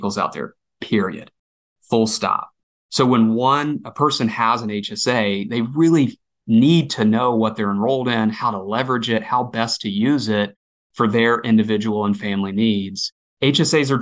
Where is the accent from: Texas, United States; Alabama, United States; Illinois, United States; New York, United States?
Alabama, United States; I'm born and raised in Alabama